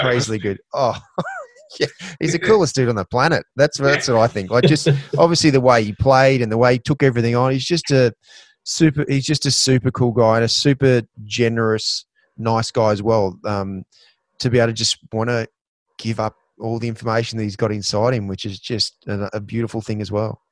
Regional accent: Queensland, Australia; as a Queenslander

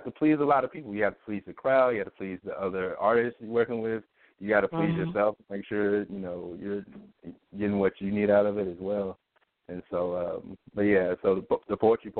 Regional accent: Pine Bluff, Arkansas, United States; born or raised there; moved away as an adult; also born or lived in Georgia / Washington, D.C.; now in Philadelphia, United States

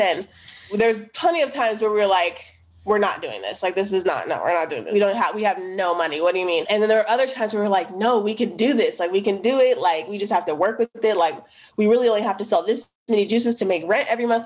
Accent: United States; where I grew up in the Northeast

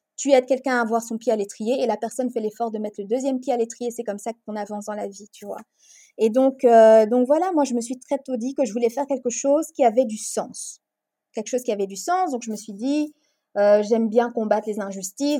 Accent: Brussels, Brussels-Capital Region, Belgium; also born or lived in Congo; j'ai grandi, j'ai vécu la majorité de ma vie en Belgique, à Bruxelles. Je suis née à Bruxelles, mais j'ai vécu quelques années de ma vie au Congo également.

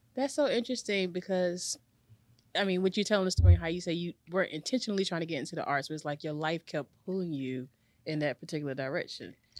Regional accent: Garner, North Carolina, United States; I'm from Garner.

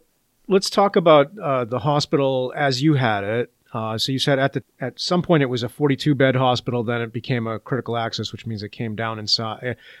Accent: New Hampshire, United States; I left New Hampshire and I said, I'm never coming back. And here I am.

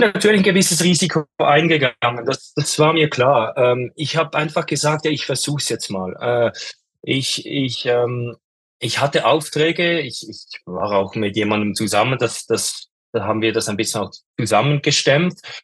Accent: Switzerland; ich komme aus der Schweiz und ich ähm, lebe auch in der Schweiz, in den Bergen

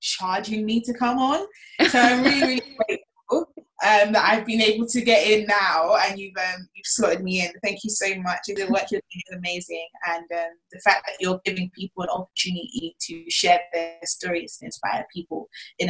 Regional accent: London, United Kingdom; I'm from Brixton, South London. Born and raised in Brixton, grew up in Brixton.

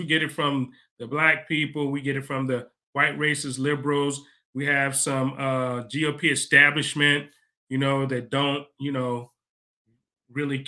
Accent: United States; I'm from America. I'm not from Africa

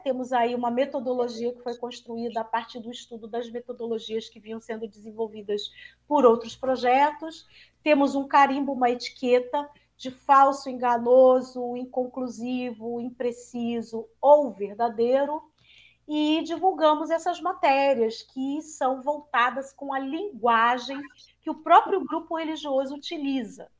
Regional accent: Rio de Janeiro, Brazil; Eu sou carioca e fiz toda a minha formação é, no Rio de Janeiro.

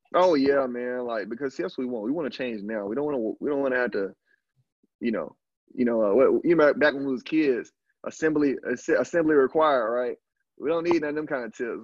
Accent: Alabama, United States; moved away as an adult; also born or lived in Canada / Brazil; I'm just a dude from from from the country, dog. I'm from Alabama

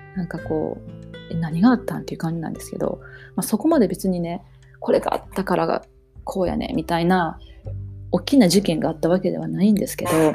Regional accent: Japan; moved away as an adult; now in Toronto, Canada; 私日本人やし、あの、英語百パーセントできへんけど

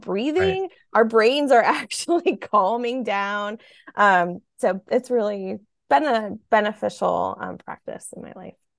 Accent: Midwest, United States; I grew up in the Midwest

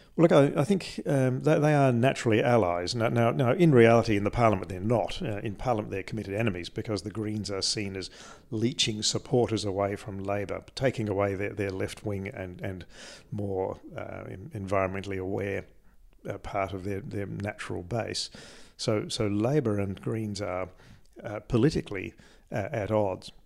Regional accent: Adelaide, South Australia, Australia; I grew up in Adelaide

